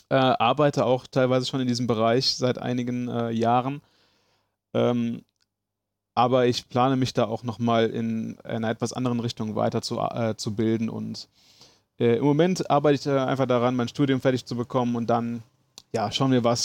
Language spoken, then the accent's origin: German; Aachen, North Rhine-Westphalia, Germany; Gebürtig in Aachen, auch äh, meine Mutter ist äh, hier schon geboren. Äh, also so weit geht das schon zurück, dass wir hier äh, sesshaft geworden sind.